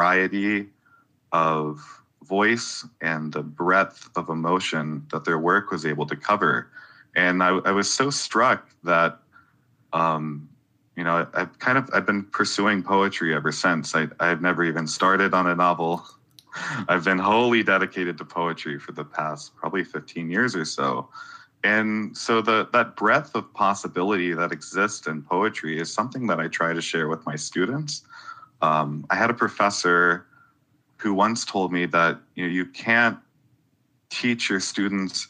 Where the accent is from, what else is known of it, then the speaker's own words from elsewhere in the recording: South Carolina, United States; now in Athens, United States; I grew up in South Carolina